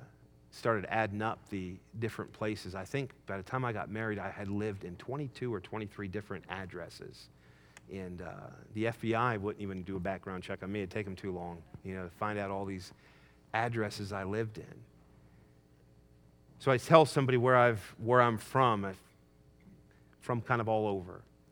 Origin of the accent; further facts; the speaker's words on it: Wyoming, United States; also born or lived in Michigan; I was born in Michigan, we moved to Wyoming